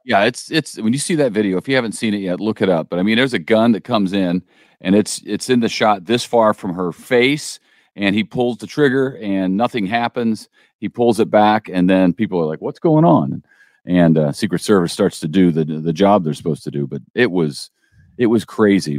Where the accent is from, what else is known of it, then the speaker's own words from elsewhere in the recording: St. Louis, Missouri, United States; I grew up in Saint Louis